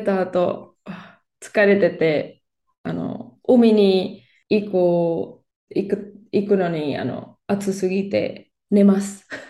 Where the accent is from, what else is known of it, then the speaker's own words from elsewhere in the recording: Barcelona, Catalonia, Spain; Japanese is a second language; スペインのバルセロナで生まれ育ちました。